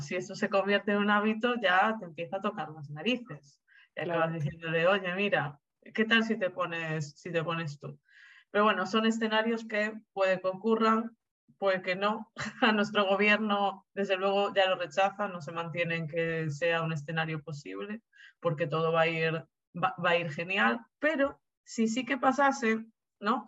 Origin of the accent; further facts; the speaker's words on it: Argentina; now in Spain; yo soy argentina